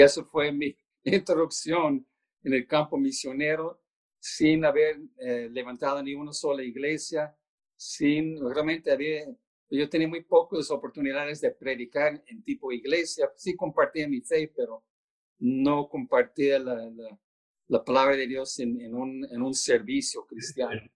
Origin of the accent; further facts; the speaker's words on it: Baltimore, Maryland, United States; moved away as an adult; also born or lived in Albuquerque, New Mexico; yo no soy de Albuquerque, soy de Baltimore